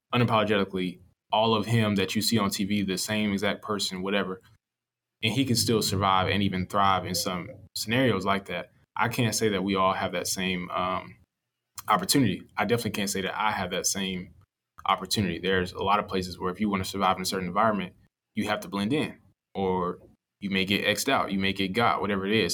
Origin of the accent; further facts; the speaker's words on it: Atlanta, Georgia, United States; when I was growing up, I was from Atlanta, and then my parents moved, or my mom moved, um, my parents about to split, so my mom moved and I moved with her, um, to South Georgia